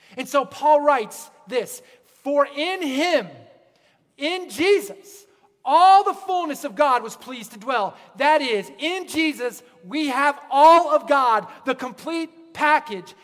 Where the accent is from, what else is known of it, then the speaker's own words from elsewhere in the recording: Pennsylvania, United States; moved away; also born or lived in Pacific Northwest; I grew up in Pennsylvania, and the Appalachian Mountains, they kind of just roll.